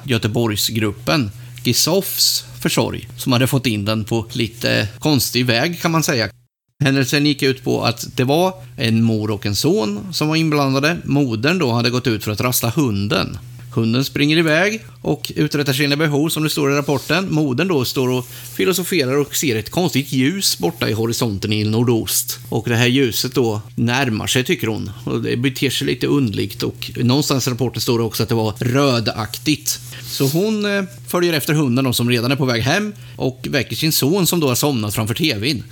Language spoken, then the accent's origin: Swedish; Mantorp, Östergötland, Sweden; mina hemtrakter Mantorp.